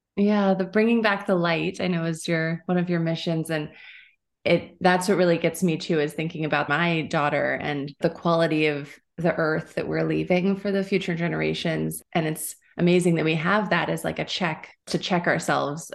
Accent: United States; I grew up in the United States

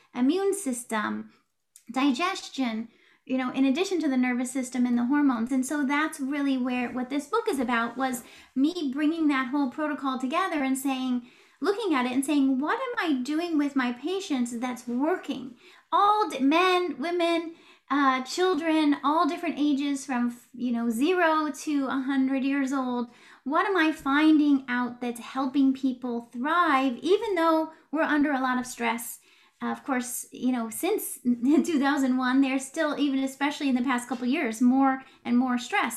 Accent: West Coast of the United States, United States; moved away as an adult; also born or lived in Oregon / Washington / California / New York tri-state area; I grew up on the West Coast of the United States, Oregon, Washington, California.

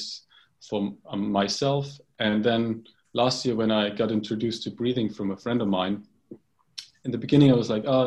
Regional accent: Bavaria, Germany; I grew up in Germany in a little village in Bavaria in the south of Germany

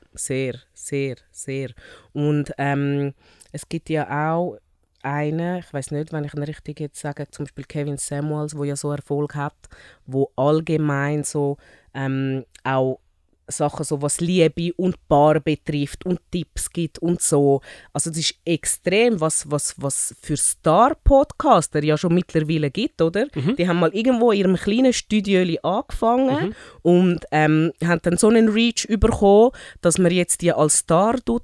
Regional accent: Zurich, Switzerland; accent: Zürischnurre; weil ich eigentlich eine typische Zürich Schnurren bin. Mein ähm, Hintergrund, ich bin ähm, in Zürich geboren, ursprünglich von Afrika, ähm, Mali und Nigeria

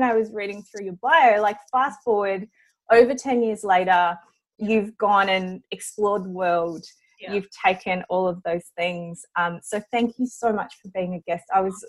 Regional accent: Brisbane, Queensland, Australia; accent: Aussie; English is a second language; moved away as an adult; also born or lived in Mauritius; now in Melbourne, Australia; I grew up in Brisbane, and I had moved from Brisbane to Melbourne.

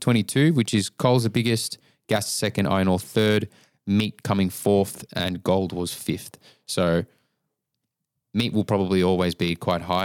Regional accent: Melbourne, Victoria, Australia

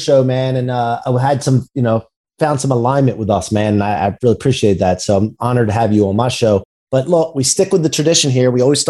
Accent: Maryland, United States; And I'm from Maryland

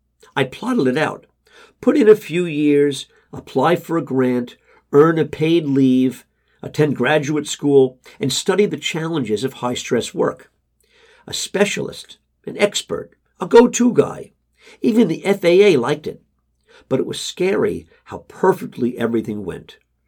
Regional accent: Queens, New York, United States; I grew up in Queens, and I'm the middle in an Irish brood of six.

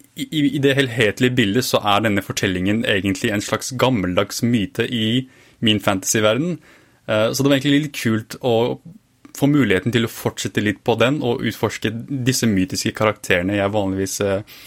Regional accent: Fredrikstad, Østfold, Norway; jeg vokste opp i Fredrikstad

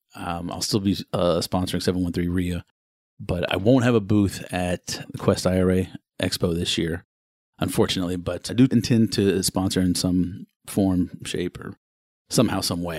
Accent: Houston, Texas, United States; I was born and raised in Houston.

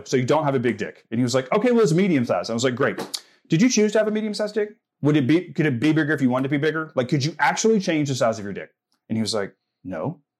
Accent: Southern United States, United States; I'm like, I'm from the South. I know what that means.

